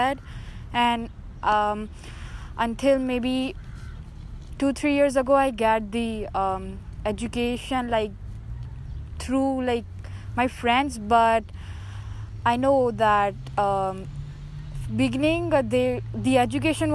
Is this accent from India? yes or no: yes; India; moved away; I'm from India